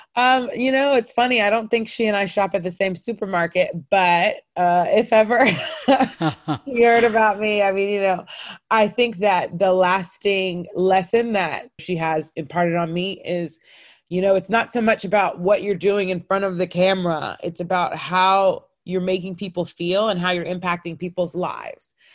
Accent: North Cobb, Georgia, United States; I grew up in North Cobb. We were the only Black family in the neighborhood and therefore for sure the only African family

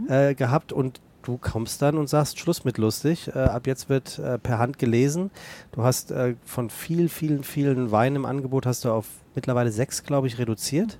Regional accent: Rheinhessen, Rhineland-Palatinate, Germany; moved away as an adult; now in Hamburg, Germany; meine Heimat

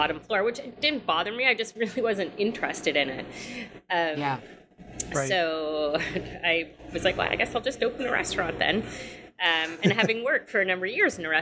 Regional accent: Canada; moved away as an adult; now in New York City, United States; I am Canadian, but I went to NYU

